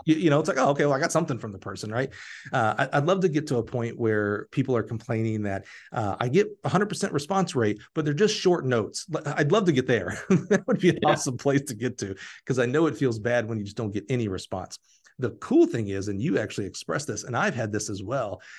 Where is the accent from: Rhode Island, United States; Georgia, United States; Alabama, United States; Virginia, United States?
Alabama, United States; I'm from Alabama